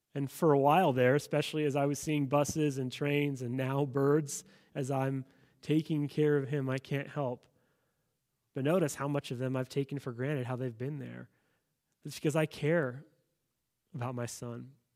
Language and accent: English; United States; as an American citizen